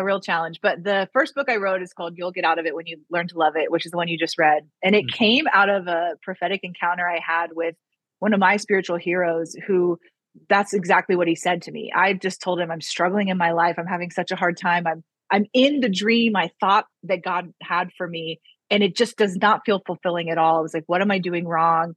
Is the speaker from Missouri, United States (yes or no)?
yes; Missouri, United States; moved away as an adult; also born or lived in Waco, Texas / Norman, Oklahoma; I'm originally from Missouri and ended up in Waco, Texas, in college at Baylor